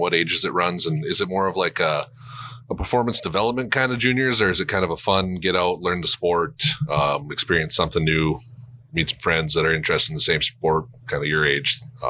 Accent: Minton, Saskatchewan, Canada; I grew up in Minton, Saskatchewan, Canada.

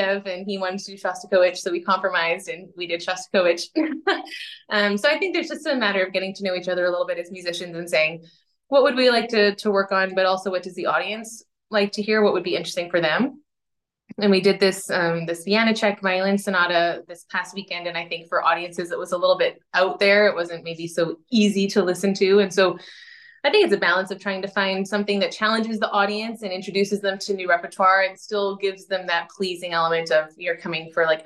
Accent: Canada; moved away as an adult; now in Netherlands; I live in the Netherlands, and I'm Canadian

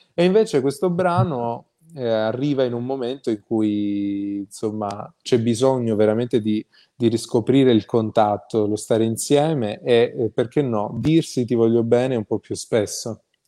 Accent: Calabria, Italy; io sono calabrese

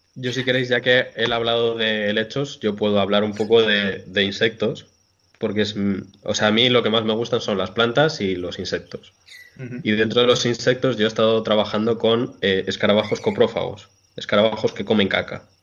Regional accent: Montejo de la Sierra, Community of Madrid, Spain; en mi pueblo, en Montejo de la Sierra

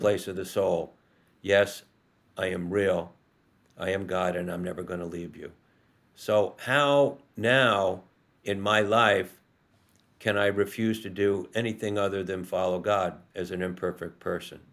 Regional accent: Rye, New York, United States; moved away; also born or lived in Cape Cod; we were raised outside Manhattan in Rye, New York

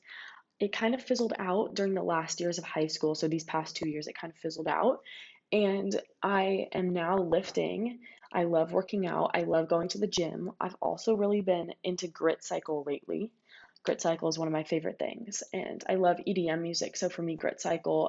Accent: Ladera Ranch, California, United States; also born or lived in Mission Viejo, California; now in Los Angeles, United States; raised in Madera Ranch, California, and I've lived in Southern California my entire life

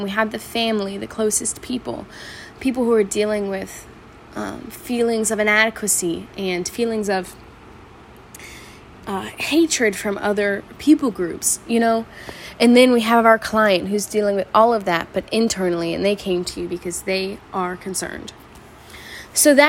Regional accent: the South, United States; Where I'm from, I'm from the South

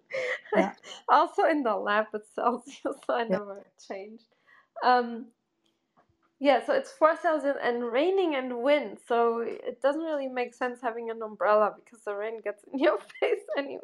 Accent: Germany; moved away as an adult; also born or lived in Porto, Portugal; I'm from Portugal and then I grew up in Germany

